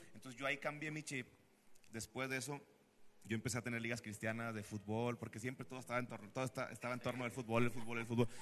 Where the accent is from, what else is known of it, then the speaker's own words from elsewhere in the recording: Monterrey, Nuevo León, Mexico; nací acá en Monterrey